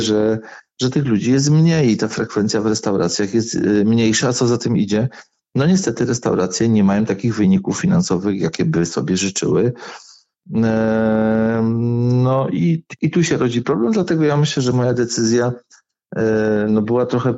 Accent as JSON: {"language": "Polish", "town": "Wodzisław Śląski", "region": "Silesian Voivodeship", "country": "Poland", "accent": "Silesian dialect", "said": "u mnie w Wodzisławie robi się bez dziury"}